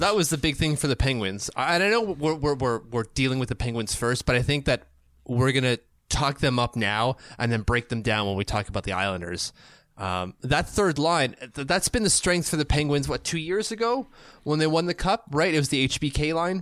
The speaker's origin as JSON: {"language": "English", "country": "Canada", "said": "I'm a Canadian"}